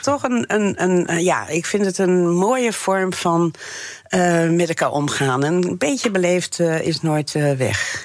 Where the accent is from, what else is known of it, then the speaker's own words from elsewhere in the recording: Friesland, Netherlands; also born or lived in France; Ik kom uit Friesland